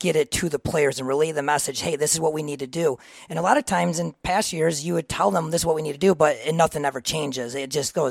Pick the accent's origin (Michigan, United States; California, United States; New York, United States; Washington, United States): Michigan, United States; Reed City; I am from Reed City. I grew up there my whole life